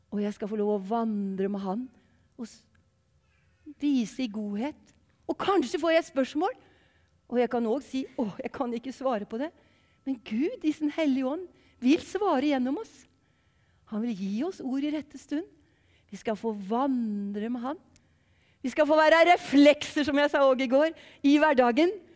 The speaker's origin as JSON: {"language": "Norwegian", "town": "Ørje", "region": "Østfold", "country": "Norway", "also_born_or_lived": "Western Norway (Sunnhordland, Hardanger, Voss)", "accent": "Eastern Norwegian (østlending)", "moved": "as an adult", "lives_now": "Western Norway, Norway", "said": "så er jeg østlending, hvis dere lurer på hvor denne dialekten kommer fra. Jeg er grensetilfelle, og dere har jeg jo skjønt allerede. Jeg er fra fire kilometer fra Sverige, en plass som heter Ørje"}